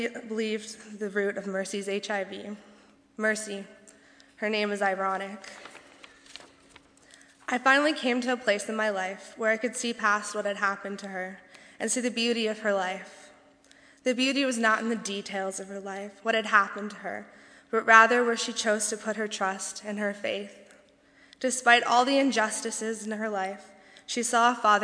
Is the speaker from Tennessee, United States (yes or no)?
yes; Tennessee, United States; accent: southern; moved away as an adult; also born or lived in northern Indiana; now in Indiana, United States; I'm so proud to be from Tennessee